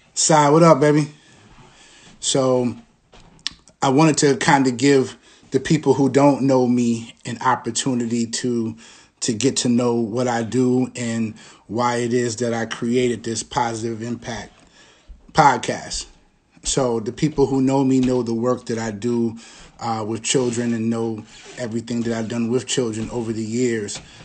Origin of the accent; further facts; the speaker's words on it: East Hampton, New York, United States; I'm from, I'm from Long Island, New York. I'm from East Hampton, New York, and, uh, played basketball growing up